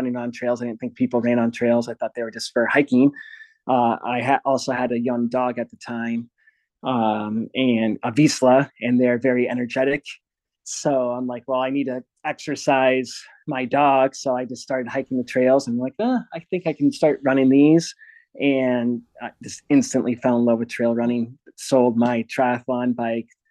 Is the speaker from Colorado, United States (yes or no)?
no; Iowa, United States; I'm from Iowa, so small West Midwest boy.